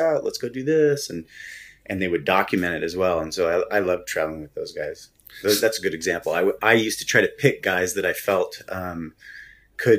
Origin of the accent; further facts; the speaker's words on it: United States; as an American